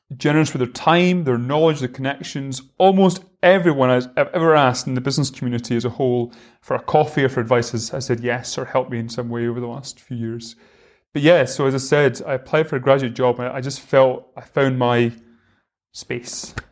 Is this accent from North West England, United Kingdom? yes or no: no; Rosyth, Scotland, United Kingdom; also born or lived in Edinburgh; I'm from Fife. I live in Rosyth. Um, And I, I lived there my whole life until I went to uni